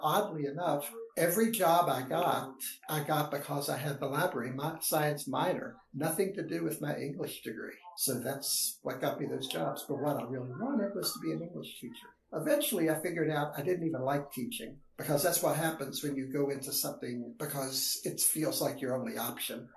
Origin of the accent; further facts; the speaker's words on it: West Virginia, United States; I am from West Virginia, grew up on a farm